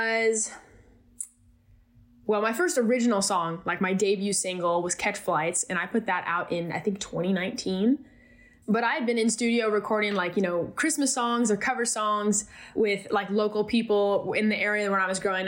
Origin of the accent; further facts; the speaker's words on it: California, United States; growing up in California